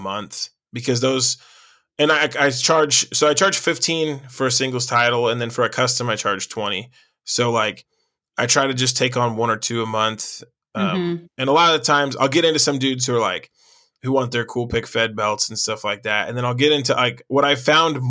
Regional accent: Carbondale, Illinois, United States; I'm from Carbondale, Illinois

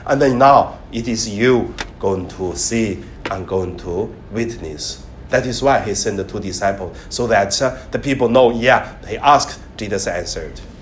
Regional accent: Hebei, China; now in Hong Kong; I studied in elementary in my hometown. In Hong Kong, you never seen this, but in mainland China, in northern part of China, in Hebei province

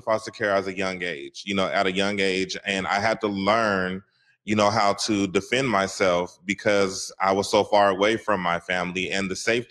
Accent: Seattle, Washington, United States; I'm from Seattle, Washington, a CD

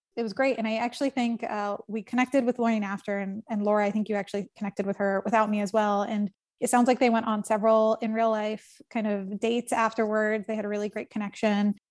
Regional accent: United States; born or raised there; now in New York, United States

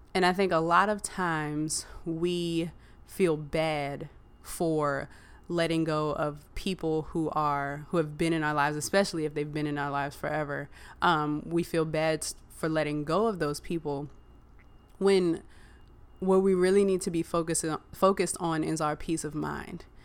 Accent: Virginia, United States; I grew up in Virginia

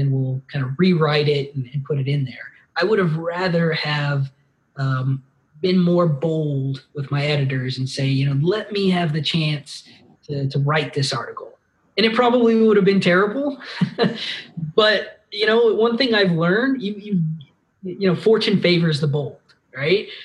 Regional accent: Las Cruces, New Mexico, United States; Born and raised in Las Cruces

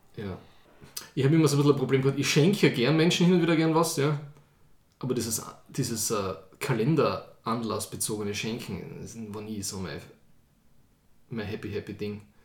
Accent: Austria; Ich, als echter Österreicher, habe immer nur das Christkind gekannt.

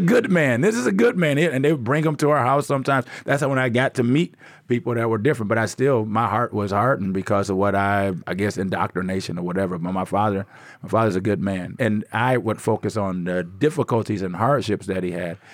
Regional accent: Inkster, Michigan, United States; moved away as an adult; also born or lived in Tanzania; now in South Africa; I'm from Inkster, Michigan, right outside of Detroit

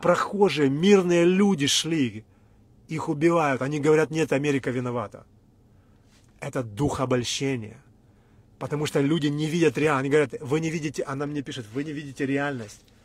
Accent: Ukraine; Мы всю жизнь говорили на русском, мы вообще из Украины

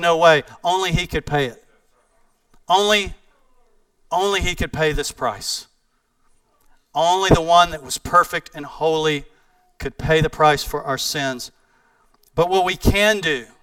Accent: East Texas, United States; I'm from East Texas

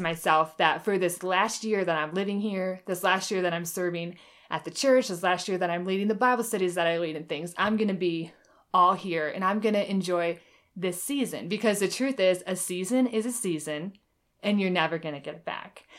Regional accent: Michigan, United States; moved away as an adult; also born or lived in Oklahoma; I lived in Oklahoma the last eight years, and now I'm back in Michigan where I grew up

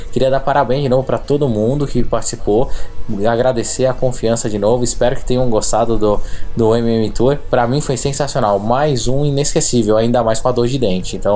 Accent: Niterói, Rio de Janeiro, Brazil; sou de Niterói e só tem uma coisa para resumir essa viagem.

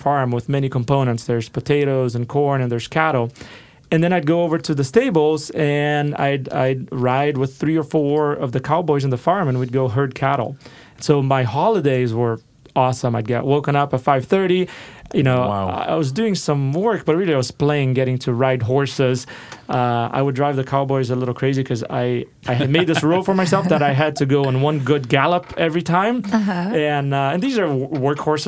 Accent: Rio de Janeiro, Brazil; moved away as an adult; now in Portland, United States; I grew up in Rio de Janeiro in Brazil and moved over for college.

